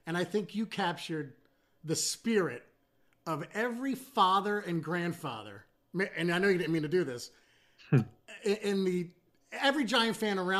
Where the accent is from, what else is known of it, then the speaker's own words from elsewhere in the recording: Trenton, New Jersey, United States; growing up on South Cook Avenue in Trenton, New Jersey